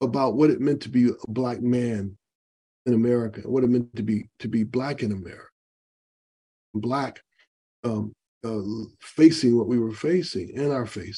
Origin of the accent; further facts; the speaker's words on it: Grand Rapids, Michigan, United States; I grew up in Grand Rapids, Michigan